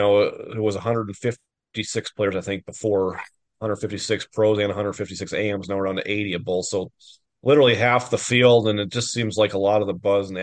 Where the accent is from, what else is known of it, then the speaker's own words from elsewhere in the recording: Fargo, North Dakota, United States; moved away; also born or lived in Texas; growing up in Fargo and then being down in Texas